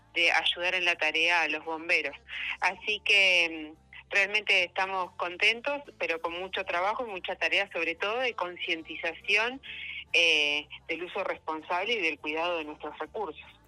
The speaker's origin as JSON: {"language": "Spanish", "town": "Plottier", "region": "Neuquén", "country": "Argentina", "said": "Yo soy de Plotier"}